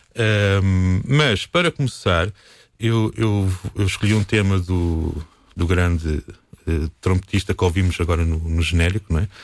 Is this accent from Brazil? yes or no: no; Alcobaça, Portugal; sou daqui, sou de Alcoace, sou músico